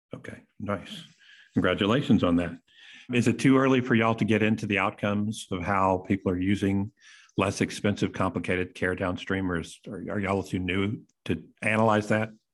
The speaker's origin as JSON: {"language": "English", "region": "Texas", "country": "United States", "said": "I'm from Texas"}